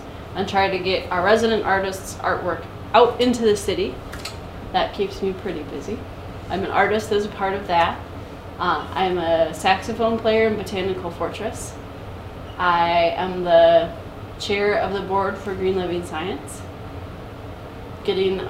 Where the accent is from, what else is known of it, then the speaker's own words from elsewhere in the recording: Brighton, Michigan, United States; I grew up in Brighton, Michigan.